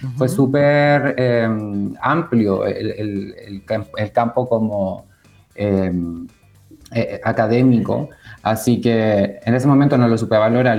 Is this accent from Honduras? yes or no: no; Chile; now in Canary Islands, Spain; cuando tenía 10 años mi, mamá en el fondo dijo, tengo que acercar a mis hijos a la cultura chilena, así que nos mudamos